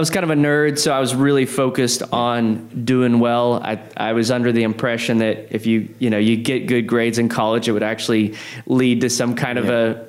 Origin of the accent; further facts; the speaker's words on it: Odessa, Texas, United States; moved away as an adult; also born or lived in San Marcos, Texas; now in San Antonio, United States; I grew up in Odessa, Texas, West Texas